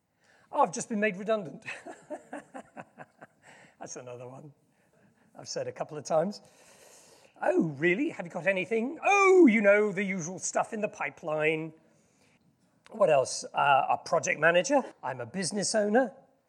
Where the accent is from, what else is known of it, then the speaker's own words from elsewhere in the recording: Yokohama, Kanagawa, Japan; also born or lived in Tokyo; I was born in Japan in 1963, many years ago, in Yokohama, which is where the World Cup final was a few years. I spent a lot of time in Tokyo, and I lived in a very posh suburb of Tokyo called Azabu.